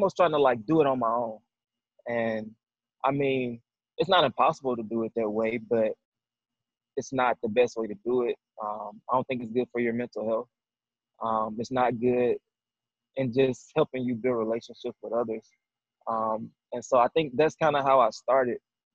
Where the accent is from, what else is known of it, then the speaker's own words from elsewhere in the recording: the South, United States; moved away as an adult; I'm a dude from the South